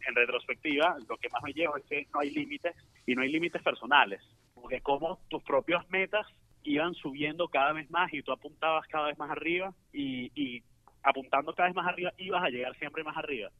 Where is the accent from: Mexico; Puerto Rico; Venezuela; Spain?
Venezuela; nosotros nos preparamos nueve meses como venezolanos